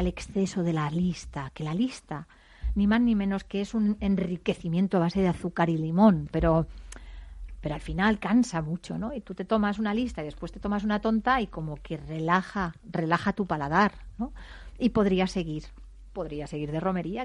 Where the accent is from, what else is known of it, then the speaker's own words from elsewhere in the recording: Madrid, Community of Madrid, Spain; yo soy de Madrid, porque me crié en, las calles oscuras